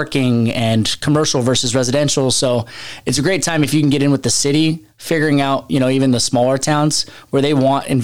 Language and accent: English; Seattle, Washington, United States; moved away as an adult; now in San Diego, United States; I was born and raised in Seattle